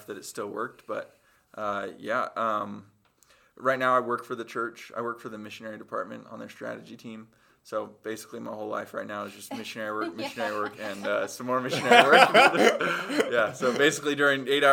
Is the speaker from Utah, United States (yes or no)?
yes; Cottonwood Heights, Utah, United States; I was born in Cottonwood Heights, Utah. It's just right outside of Salt Lake.